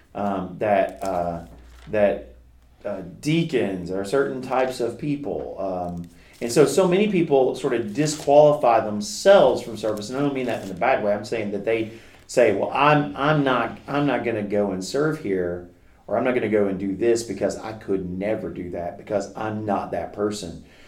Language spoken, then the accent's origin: English; Kentucky, United States; I grew up in Kentucky, and and uh, my mom and dad took me to church every time the doors were open